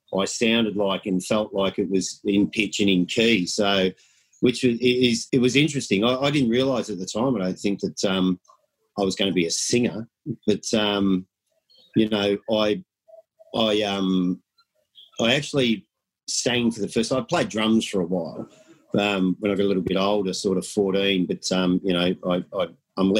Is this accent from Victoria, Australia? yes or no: yes; Melbourne, Victoria, Australia; I'm about as Aussie as you'll get. I go back probably 3 generations of born and bred in Melbourne, Victoria